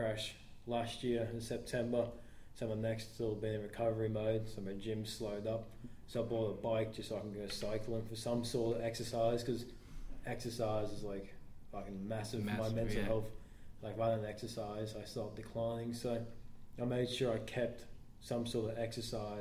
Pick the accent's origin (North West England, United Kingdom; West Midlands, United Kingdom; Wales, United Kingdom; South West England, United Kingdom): North West England, United Kingdom; Liverpool; now in Redcliffe, Australia; I'm from Liverpool, England